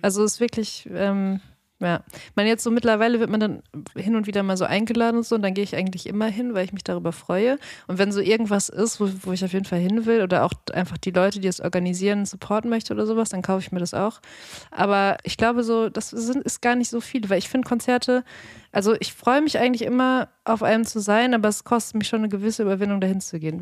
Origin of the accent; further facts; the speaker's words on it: Dortmund, North Rhine-Westphalia, Germany; moved away; in meiner Jugend in Dortmund